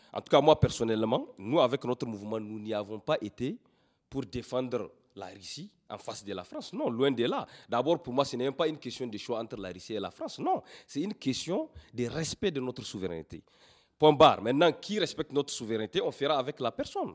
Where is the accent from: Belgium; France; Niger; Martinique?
Niger; Nous sommes des Nigériens